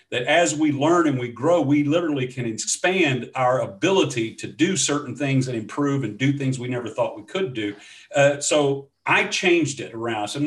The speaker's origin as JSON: {"language": "English", "region": "Scotland", "country": "United Kingdom", "said": "So uh, that's not me, although I am Scottish."}